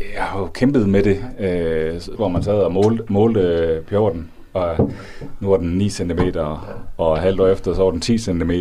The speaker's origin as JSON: {"language": "Danish", "area": "North Jutland", "region": "North Denmark Region", "country": "Denmark", "tie": "born or raised there", "said": "den kultur, jeg er vokset op i i Nordjylland"}